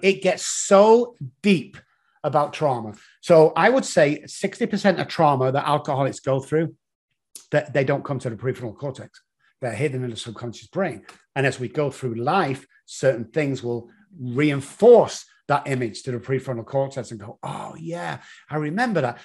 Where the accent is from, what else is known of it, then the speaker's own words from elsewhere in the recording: Manchester, North West England, United Kingdom; moved away as an adult; now in San Antonio, United States; Originally, as you can tell from the accent, from Manchester in the United Kingdom